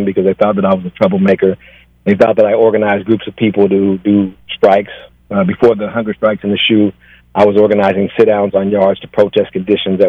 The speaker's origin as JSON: {"language": "English", "town": "Los Angeles", "region": "California", "country": "United States", "tie": "born or raised there", "said": "I grew up in South Los Angeles"}